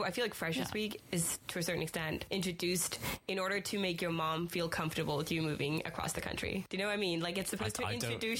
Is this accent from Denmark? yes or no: yes; Denmark; moved away as an adult; now in Aberdeen, United Kingdom; I'm from Denmark